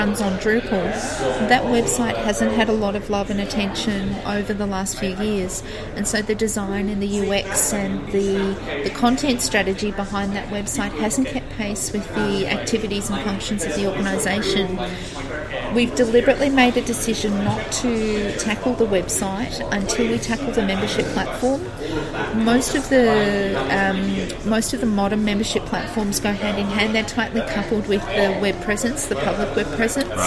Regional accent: Geelong, Victoria, Australia; my hometown in Geelong

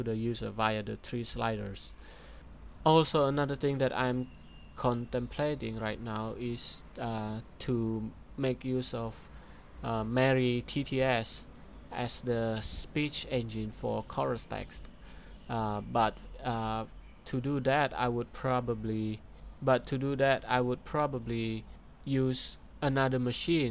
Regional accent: Indonesia; my home country, Depok, Indonesia

